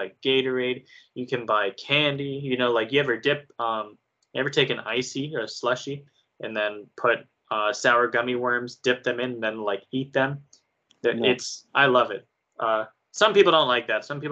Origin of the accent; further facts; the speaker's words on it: United States; I'm American